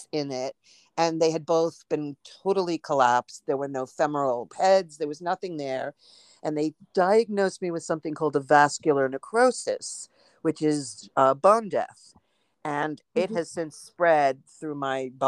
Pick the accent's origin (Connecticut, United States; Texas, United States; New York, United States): New York, United States; New York City; I grew up in Manhattan in New York, and I was born and raised here